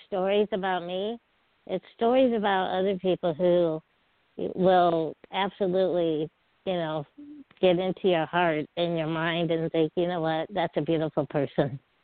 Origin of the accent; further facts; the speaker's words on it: Peoria, Illinois, United States; I grew up in Peoria, Illinois, which is right in the middle of the state